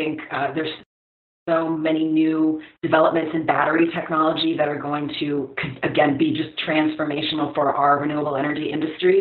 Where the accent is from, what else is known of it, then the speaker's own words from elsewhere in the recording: Maryland, United States; I grew up in Maryland